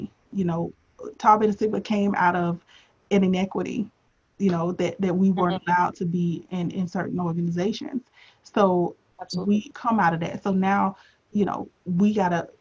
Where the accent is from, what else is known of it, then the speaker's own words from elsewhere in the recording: Tampa, Florida, United States; moved away as an adult; also born or lived in Washington, D.C.; when I was growing up, I'm from Tampa, Florida originally